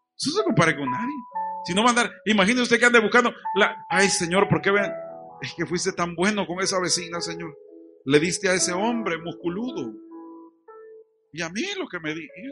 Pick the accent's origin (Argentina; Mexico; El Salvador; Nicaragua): El Salvador; Chalchuapa, Santa Ana; now in Santa Ana, El Salvador; Aquí es donde yo me crié